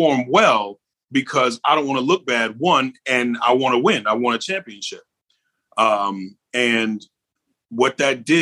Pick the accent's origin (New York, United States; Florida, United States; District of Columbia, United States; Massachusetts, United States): New York, United States; I'm a New Yorker